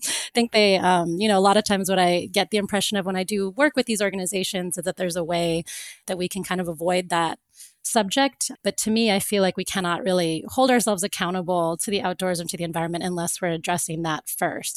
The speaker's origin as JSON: {"language": "English", "region": "Florida", "country": "United States", "tie": "born or raised there", "said": "I grew up in Florida"}